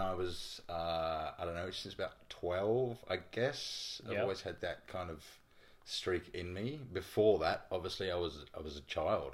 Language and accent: English; England, United Kingdom; moved away as an adult; now in Brisbane, Australia; If you can't tell by the accent, I'm from England. Spent 24 years in England, and I've been living in Brisbane for 4 years now.